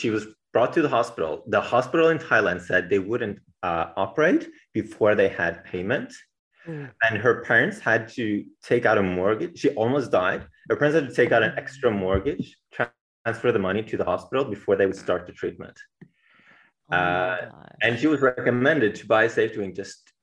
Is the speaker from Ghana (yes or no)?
no; Bergen, Vestland, Norway; I was born in Bergen, Norway, on the west coast of Norway